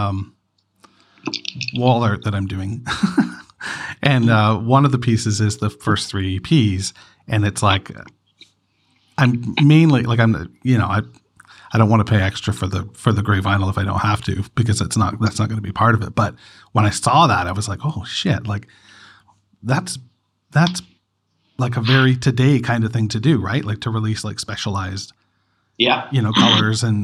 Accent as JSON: {"language": "English", "country": "Canada", "said": "I'm Canadian"}